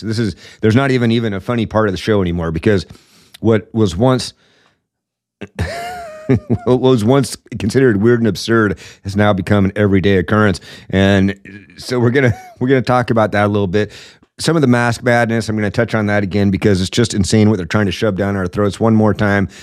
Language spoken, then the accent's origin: English; Washington, United States; my home state of Washington